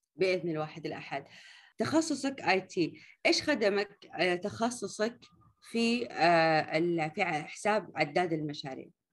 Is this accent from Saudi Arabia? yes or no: yes; Riyadh, Riyadh Province, Saudi Arabia; هنا عندنا في الرياض